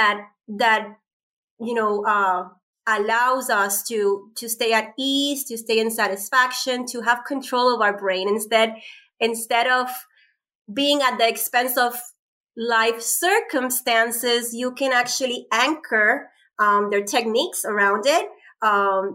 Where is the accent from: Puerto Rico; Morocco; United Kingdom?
Puerto Rico; moved away as an adult; now in United States; we're both from Puerto Rico. We have the same, you know, upbringing, island girl that been, you know, left the island almost 20 years ago and lived in 5 states.